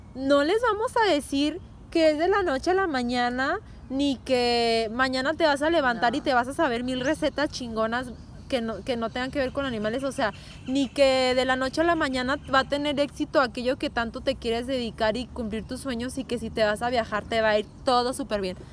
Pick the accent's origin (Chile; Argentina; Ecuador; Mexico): Mexico; nosotras somos mexicanas